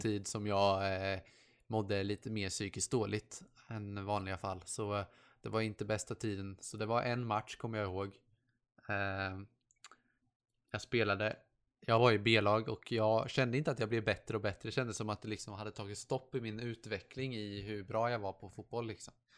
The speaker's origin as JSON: {"language": "Swedish", "country": "Sweden", "tie": "born or raised there", "first_language": "Swedish"}